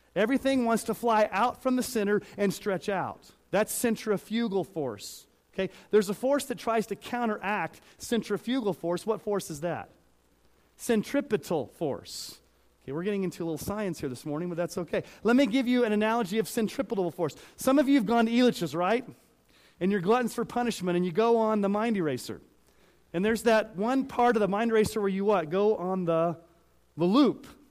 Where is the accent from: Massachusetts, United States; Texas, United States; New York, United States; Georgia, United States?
Texas, United States; now in Colorado, United States; I grew up saying y'all because I grew up in Texas and sometimes it still comes out